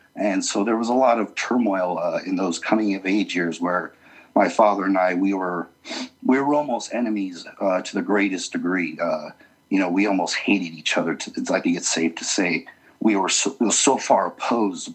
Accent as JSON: {"language": "English", "town": "Las Vegas", "region": "Nevada", "country": "United States", "tie": "born or raised there", "also_born_or_lived": "Utah", "moved": "yes", "lives_now": "Salt Lake City, United States", "said": "I grew up in Las Vegas uh, for most of my life, and then moved back um, to Utah"}